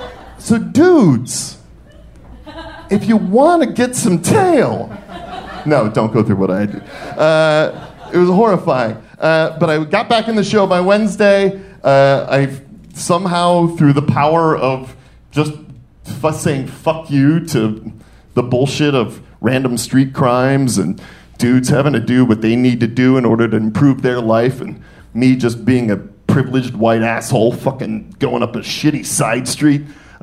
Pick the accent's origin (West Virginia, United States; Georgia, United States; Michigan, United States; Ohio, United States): Michigan, United States; Detroit; I'm from Detroit, and we do not stay down.